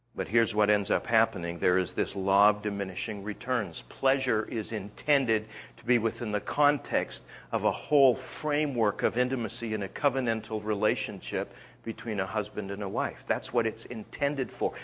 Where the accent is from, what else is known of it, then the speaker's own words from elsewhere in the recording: Canada; I'm Canadian.